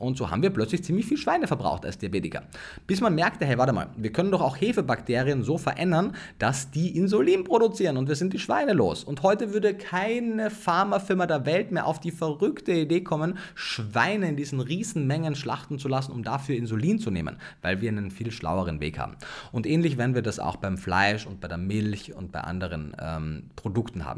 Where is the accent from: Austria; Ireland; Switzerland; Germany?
Austria; Ich komme aus Österreich